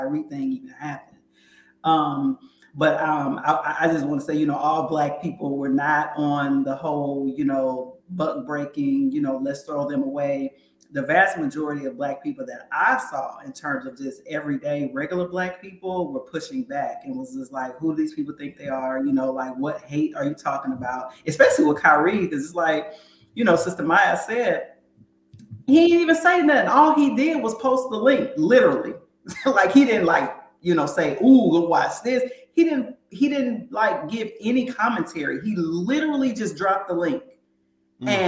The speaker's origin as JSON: {"language": "English", "region": "Northeast Ohio", "country": "United States", "said": "I'm also from Northeast Ohio in terms of, you know, that area of the country"}